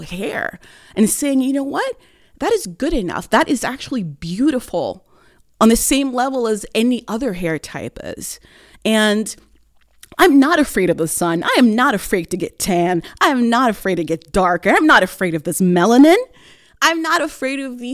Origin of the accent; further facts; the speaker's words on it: Oslo, Norway; moved away as an adult; now in Bergen, Norway; I was born and raised in Oslo in 1987